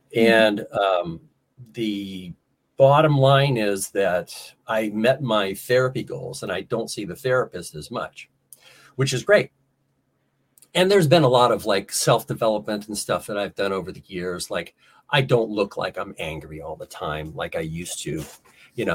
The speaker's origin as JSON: {"language": "English", "region": "Ohio", "country": "United States", "tie": "born or raised there", "also_born_or_lived": "South Carolina / Orlando, Florida", "said": "I grew up in Ohio."}